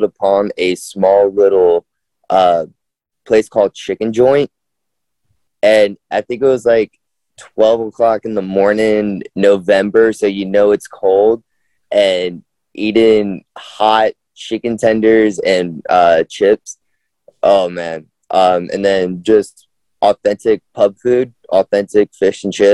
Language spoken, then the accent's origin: English; New York City, New York, United States; I'm originally from New York